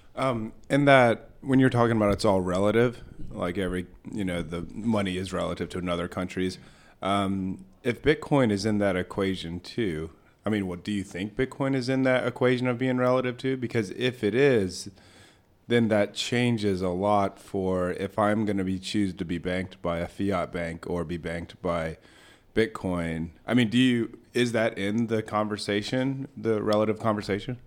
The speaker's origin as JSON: {"language": "English", "country": "United States", "said": "I'm like an American"}